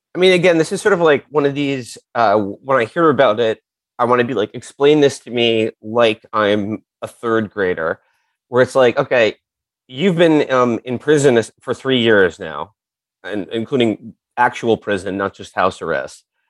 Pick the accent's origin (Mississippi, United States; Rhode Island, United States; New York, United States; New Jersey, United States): New York, United States; New York City; I grew up on the Upper West Side. My mom still lives on the Upper West Side